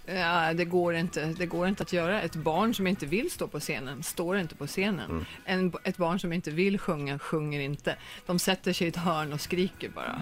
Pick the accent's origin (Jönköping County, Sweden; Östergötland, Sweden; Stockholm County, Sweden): Östergötland, Sweden; Norrköping; also born or lived in Högsjö / New York; now in Los Angeles, United States; Jag är född i Norrköping, jag har släkten i Norrköping, min moster, mina kusiner är i mm. Norrköping.